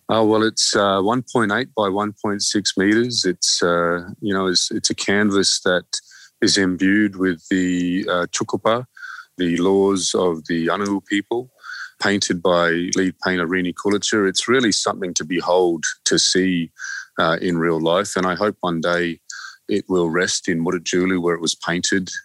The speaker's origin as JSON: {"language": "English", "country": "Australia", "also_born_or_lived": "Torres Strait Islands", "said": "who we are as australians"}